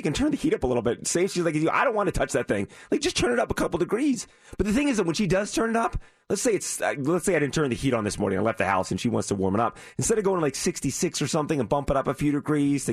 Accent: Northeast, United States; moved away; I grew up in the Northeast

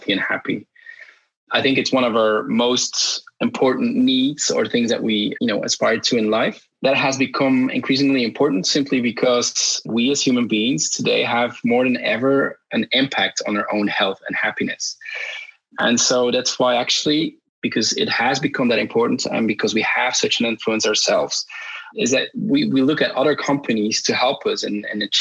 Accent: Belgium; I'm born and raised in Belgium. I traveled a lot, but I still live in Belgium right now.

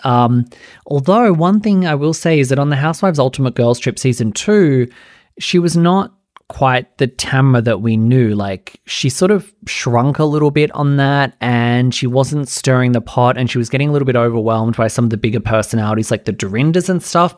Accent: Australia; I'm Australian

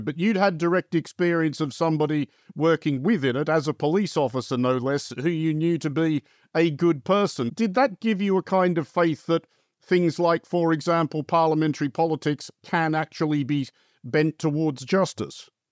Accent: Australia; moved away; I grew up in Australia for quite a lot of that period

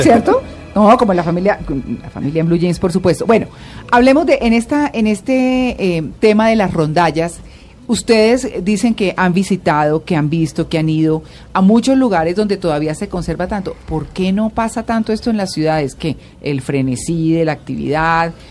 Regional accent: Santander, Colombia; born or raised there; now in Bogotá, Colombia

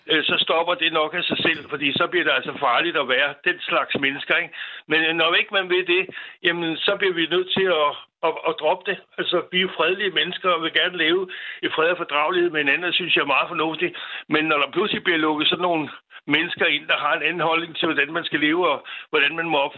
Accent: Denmark; os som danskere

